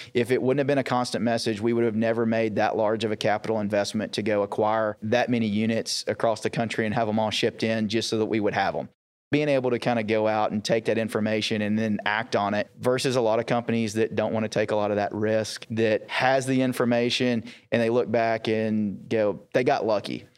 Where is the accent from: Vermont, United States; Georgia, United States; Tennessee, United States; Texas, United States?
Texas, United States; East; I grew up in East Texas